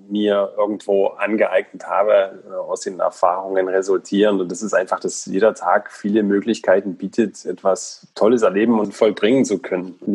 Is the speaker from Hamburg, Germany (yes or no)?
no; Saalburg-Ebersdorf, Thuringia, Germany; Ich bin tatsächlich gebürtiger Thüringer. Ich bin hier geboren und aufgewachsen in Saarburg-Ebersdorf.